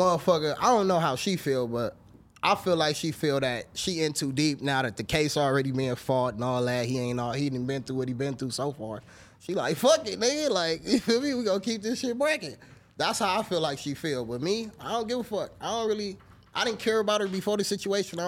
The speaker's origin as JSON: {"language": "English", "town": "Los Angeles", "region": "California", "country": "United States", "tie": "born or raised there", "said": "I'm from Baldwin Village, California. If y'all don't know what that is, the jungles"}